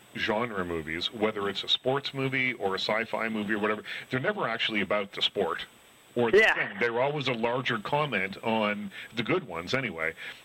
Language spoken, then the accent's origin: English; Nova Scotia, Canada; I'm from Nova Scotia